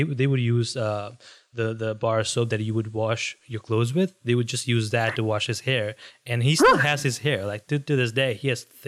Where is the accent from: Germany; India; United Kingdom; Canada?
India; moved away; being Indian, especially, I grew up in India